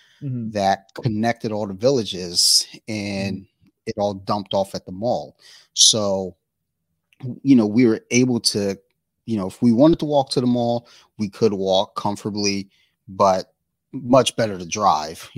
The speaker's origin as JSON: {"language": "English", "town": "Columbia", "region": "Maryland", "country": "United States", "tie": "born or raised there", "said": "I grew up in Columbia, Maryland"}